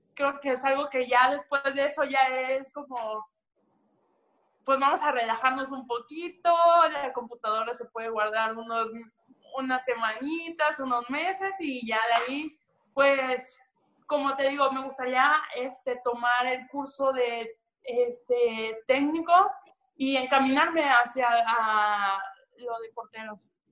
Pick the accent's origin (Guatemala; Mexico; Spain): Mexico; Veracruz; yo soy 100% jarocha, de, de, de Veracruz